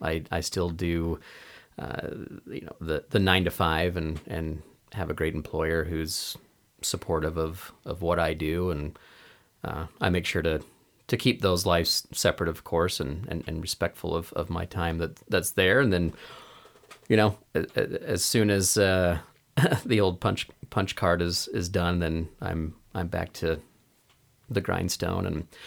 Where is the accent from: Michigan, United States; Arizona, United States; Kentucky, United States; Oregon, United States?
Oregon, United States; Portland; I grew up in Portland, in the Portland, Oregon area, and had a very impactful leader.